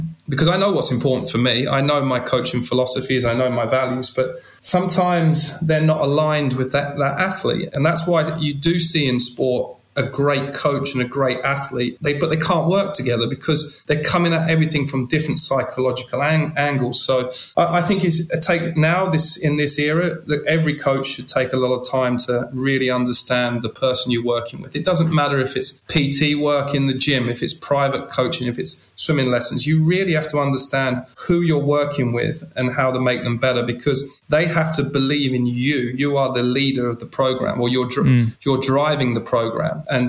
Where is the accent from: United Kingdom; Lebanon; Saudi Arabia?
United Kingdom; England; I was in their environment as an Englishman.